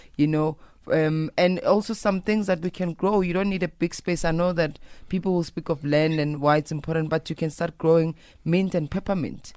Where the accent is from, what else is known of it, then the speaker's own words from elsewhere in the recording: South Africa; I'm a South African woman